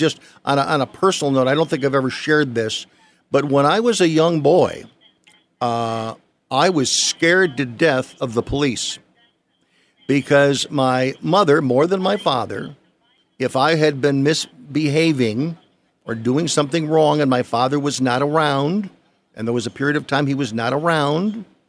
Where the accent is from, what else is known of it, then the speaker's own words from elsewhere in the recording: Chicago, Illinois, United States; Now, I was a young white kid, 7, 8 years old, growing up in Chicago.